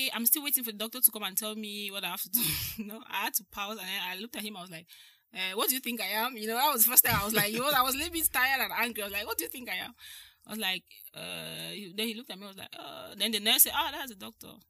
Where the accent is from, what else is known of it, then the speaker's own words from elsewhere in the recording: Kumba, South West Region, Cameroon; moved away as an adult; now in Italy; I'm from Cameroon. I was born in Kona like 34 years ago. I went to Jeep Government Primary School in Kumba, where my dad was a teacher